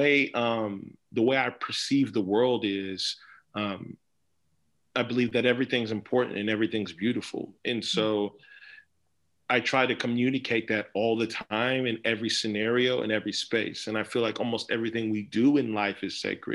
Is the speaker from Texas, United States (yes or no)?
yes; Dallas, Texas, United States; I was born in Dallas, but I like to say I was born in Dallas by way of Nigeria. So my parents were born in Nigeria and they were from Nigeria, but I was born in Dallas.